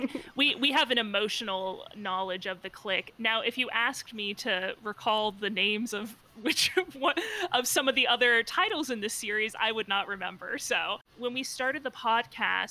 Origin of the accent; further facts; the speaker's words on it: Cincinnati, Ohio, United States; I'm from Cincinnati